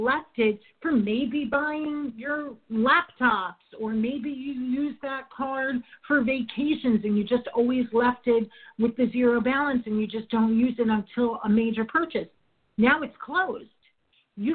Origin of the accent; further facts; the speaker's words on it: New York, United States; I'm from New York